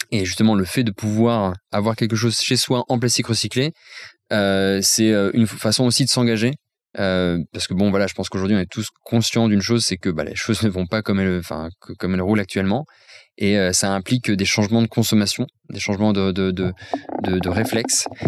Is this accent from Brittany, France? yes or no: no; Nancy, Grand Est, France; je viens de Nancy, je suis un fier Lorrain